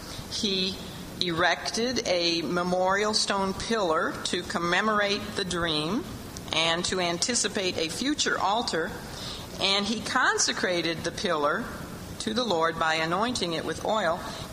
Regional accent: a suburb of Chicago, Illinois, United States; I'm from a suburb of Chicago, but I don't tell people the name of that suburb. I just say I'm from Chicago

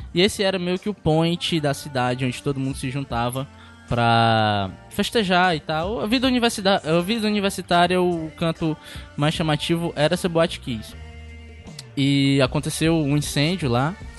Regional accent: Pacatuba, Ceará, Brazil; eu não sou de Fortaleza, eu sou de Pacatuba. Em Pacatuba, às vezes, onde eu moro

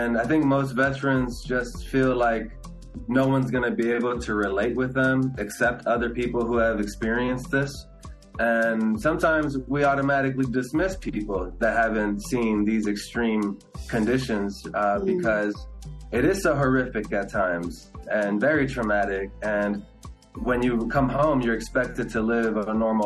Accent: Los Angeles, California, United States; first language Spanish; English is a second language; I was born here in Los Angeles

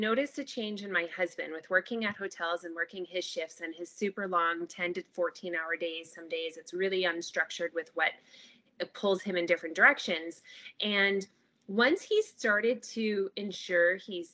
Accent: Ontario, Canada; now in British Columbia, Canada; I live out here in BC, but we are originally from Ontario

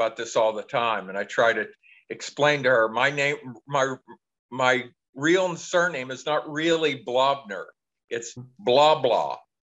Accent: Pittsburgh, Pennsylvania, United States; also born or lived in New Bethlehem, Pennsylvania; I grew up in Pittsburgh in the city.

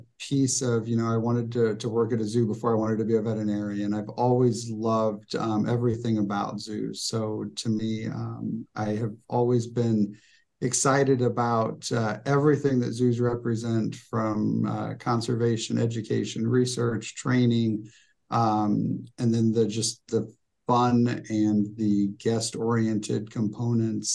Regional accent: Decatur, Illinois, United States; I'm from Decatur, Illinois.

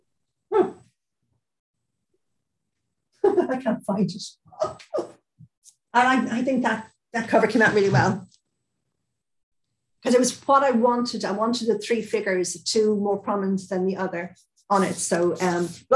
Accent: Ireland; I'm Irish

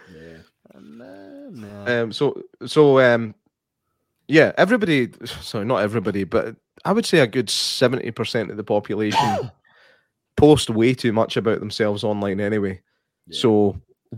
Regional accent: United Kingdom; we're British.

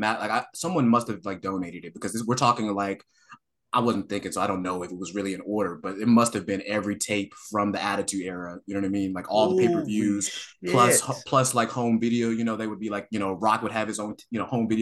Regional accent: Columbus, Ohio, United States; I'm from Columbus, Ohio. And we have like a crazy, we have a really good library system here.

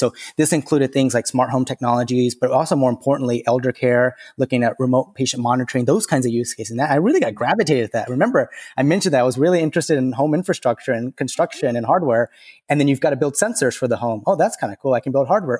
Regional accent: the South, United States; I grew up in the South

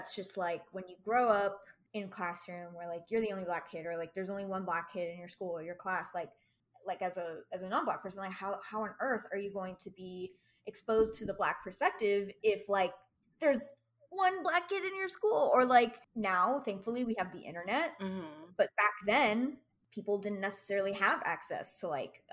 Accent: Miami, Florida, United States; moved away; also born or lived in Savannah, Georgia; I grew up in Miami and I lived in the Miami bubble for a very long time

